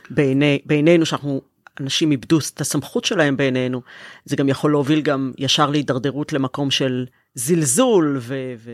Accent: Tel Aviv, Tel Aviv District, Israel; כתל אביבית אני לפעמים קצת כן.

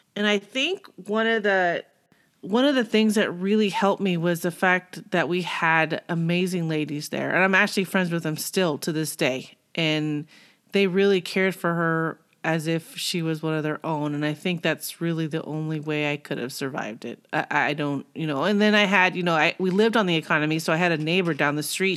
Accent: Simi Valley, California, United States; moved away; also born or lived in Arizona; I grew up in California, Simi Valley.

